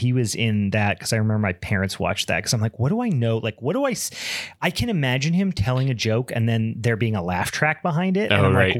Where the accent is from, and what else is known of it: Beaver County, Western Pennsylvania, United States; born or raised there